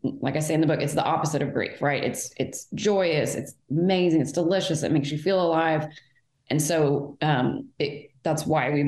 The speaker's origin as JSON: {"language": "English", "town": "Fort Worth", "region": "Texas", "country": "United States", "tie": "born or raised there", "also_born_or_lived": "Houston", "said": "I was born in Fort Worth"}